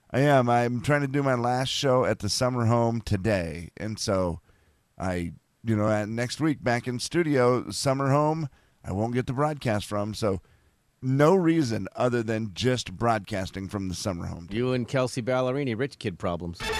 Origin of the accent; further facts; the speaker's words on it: Harrington, Delaware, United States; in fairness to me, I grew up in Harrington, guys.